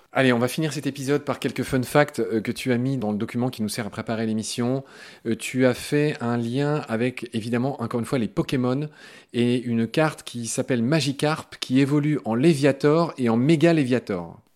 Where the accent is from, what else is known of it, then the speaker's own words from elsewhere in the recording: France; chez nous en France